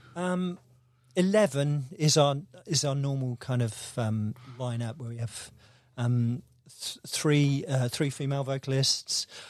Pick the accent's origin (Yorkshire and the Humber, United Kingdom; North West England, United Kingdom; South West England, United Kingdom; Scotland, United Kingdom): South West England, United Kingdom; Devon; moved away as an adult; also born or lived in London / St Albans; I'm from Devon